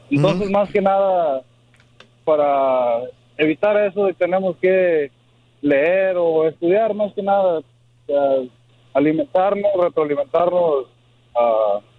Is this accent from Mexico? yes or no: yes; Mexico; nosotros como mexicanos